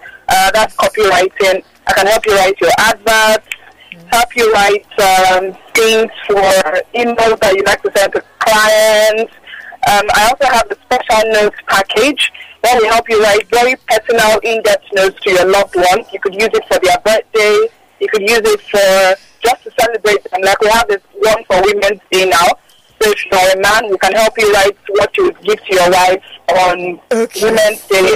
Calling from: Ogba, Lagos, Nigeria; I'm calling from Ogba, Lagos.

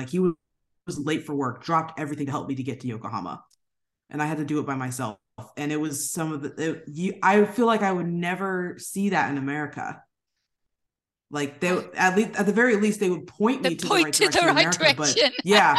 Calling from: San Diego, California, United States; also born or lived in Japan; I am personally calling from San Diego, California. We've been here for about 3 years now. My husband is a lieutenant commander in the United States Navy, so we move a lot with the military.

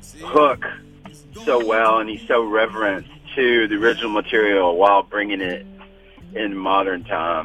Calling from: Nashville, Tennessee, United States; I'm calling from Nashville, Tennessee

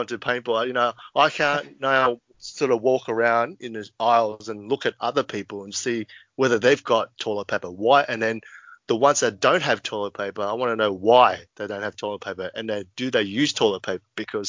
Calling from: Sydney, New South Wales, Australia; I'm calling in from my humble home in Marrickville, Sydney, Australia.

